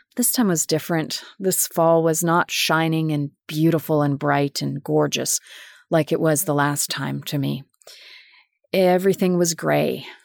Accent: Winnipeg, Manitoba, Canada; moved away as an adult; also born or lived in Germany; my hometown of Winnipeg, Manitoba

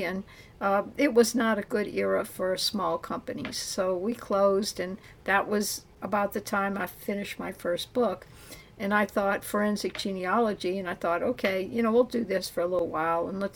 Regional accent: New Orleans, Louisiana, United States; I'm from New Orleans. I grew up, around all four grandparents.

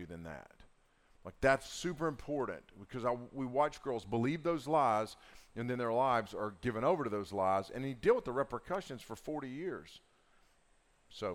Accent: Southern Appalachia, United States; accent: Southern Appalachian; my Southern Appalachian enunciation

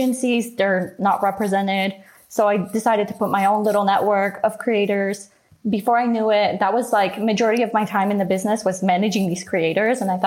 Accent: Canada; growing up in Canada, living in Canada

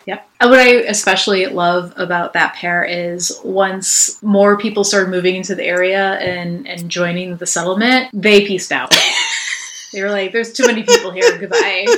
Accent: Chicago, Illinois, United States; also born or lived in Boston; I grew up in the West Lawn neighborhood on the southwest side of Chicago over by Midway Airport

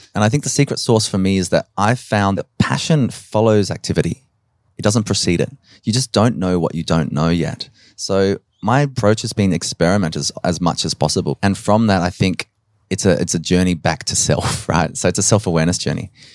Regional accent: Adelaide, South Australia, Australia; also born or lived in Nowra, New South Wales / Dublin, Ireland; we came to Adelaide. And so I grew up in, in Westbourne Park in the, in the inner south

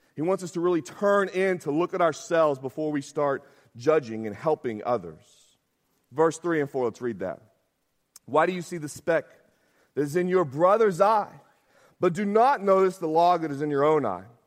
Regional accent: Arkansas, United States; I'm from Arkansas

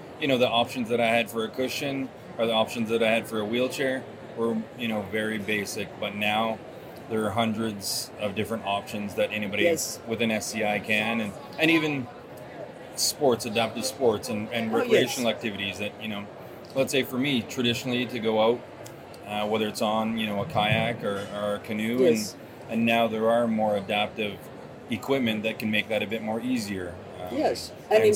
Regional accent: Vancouver Island, British Columbia, Canada; I'm originally from Couch and Tribes, which is on Vancouver Island

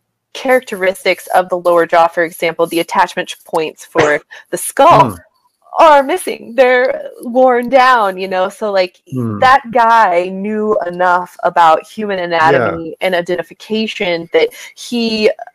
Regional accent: Kansas, United States; now in Montana, United States; Living here in Montana, I'm from Kansas

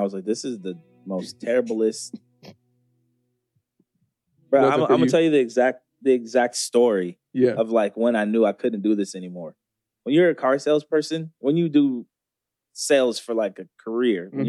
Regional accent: Beaverton area, near Portland, Oregon, United States; I grew up on Main Street

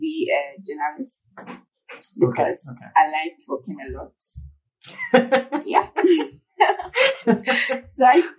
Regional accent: Ghana; I'm a Ghanaian photographer.

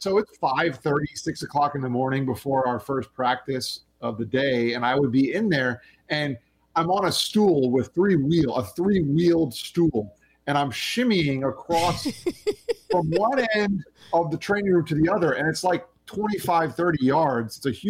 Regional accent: Long Island, New York, United States; born there; I was going to go back to Long Island where I was born in New York, where all of my family is from.

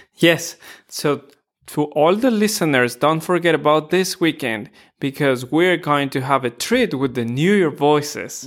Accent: Ecuador; moved away; I'm from Ecuador

